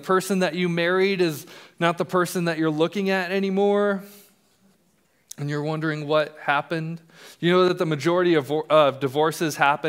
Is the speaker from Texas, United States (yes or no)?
no; Colorado, United States; also born or lived in England; I was born in England. My dad was in the military. And And we moved to Colorado when I was in first grade.